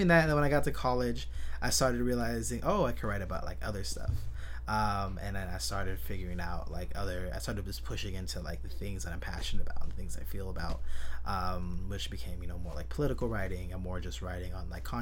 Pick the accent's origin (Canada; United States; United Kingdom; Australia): United States; San Jose, California; I was born and raised in San Jose, California